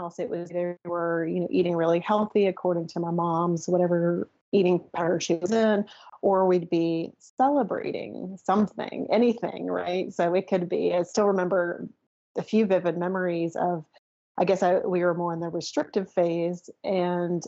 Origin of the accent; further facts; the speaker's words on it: Mobile, Alabama, United States; So I grew up in Mobile, Alabama, probably the hottest place on the planet